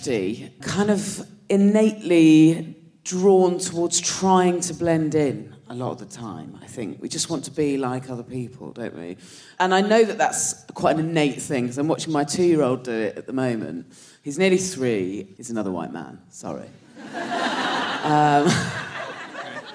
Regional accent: Dorset, South West England, United Kingdom; moved away; I'm from Dorset

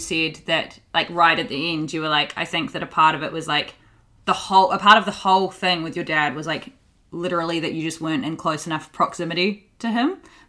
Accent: New Zealand; I grew up with a white mum and a brown dad. I'm from New Zealand and he's Māori, which is our Indigenous people. And I'm mixed race, but I got my mum's skin.

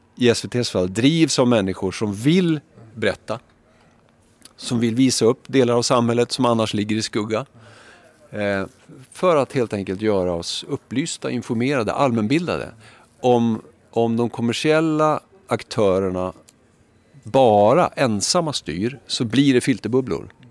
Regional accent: Skellefteå, Västerbotten County, Sweden; also born or lived in Umeå; now in Stockholm, Sweden; jag kommer från Skellefteå

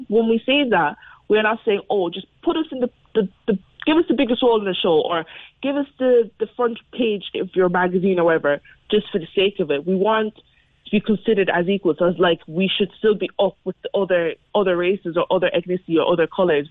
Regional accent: Mallow, Munster, Ireland; accent: North Cork; I'm as Mallow as they get. Like, I've lived here for nearly since I was 2 or 3. Like, I know nothing else.

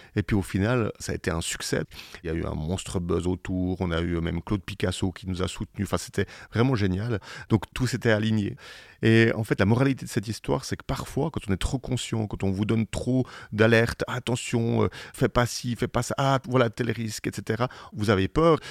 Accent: Switzerland; on est en Suisse parce qu'on est Suisse

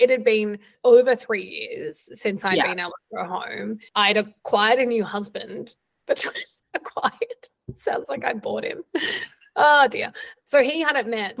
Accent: Australia; moved away; growing up in Australia

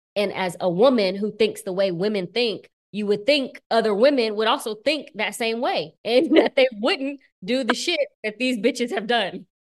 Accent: Bowling Green, Kentucky, United States; moved away; I'm from Kentucky

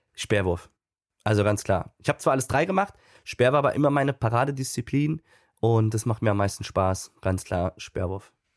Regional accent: Münster, North Rhine-Westphalia, Germany; also born or lived in Cologne; Münster, meine Heimatstadt

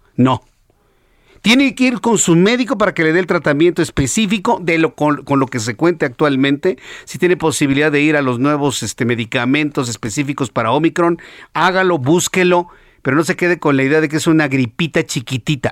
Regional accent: Mexico; Así decimos en México

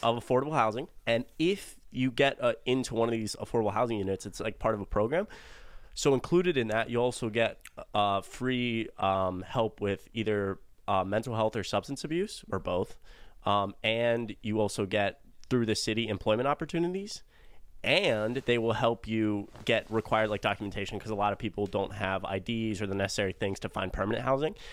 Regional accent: Atlanta, Georgia, United States; I'm from Atlanta, I live in Atlanta.

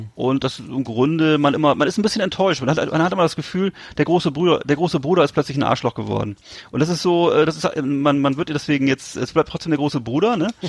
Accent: Mecklenburg-Vorpommern, Germany; Hier bei uns in MV

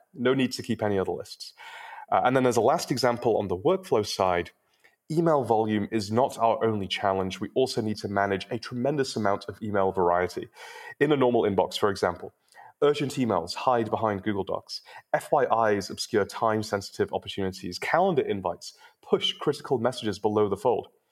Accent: United Kingdom; now in Silicon Valley, United States; I'm also British, but I've been living in Silicon Valley long enough

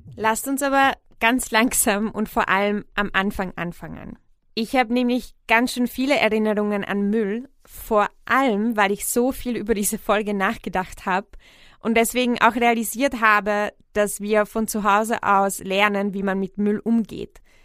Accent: Czechia; now in Vienna, Austria; in Tschechien, wo ich aufgewachsen bin

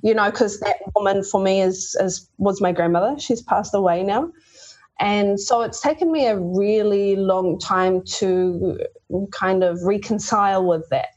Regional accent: Kaikohe, Northland, New Zealand; also born or lived in Sydney, Australia / Tokoroa, New Zealand; she eventually ended up sending me home to live with my grandparents. And we moved from Tokoroa to the far north, up to Kaikohe

